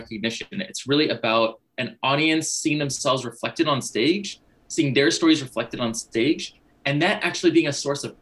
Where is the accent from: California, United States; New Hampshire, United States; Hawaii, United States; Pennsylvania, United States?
California, United States; Berkeley; now in New York City, United States; I grew up in Berkeley, California